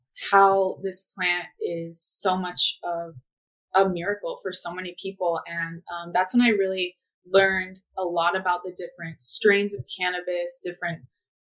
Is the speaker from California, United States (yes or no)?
yes; Manhattan Beach, California, United States; grew up in Southern California in a little beach town called Manhattan Beach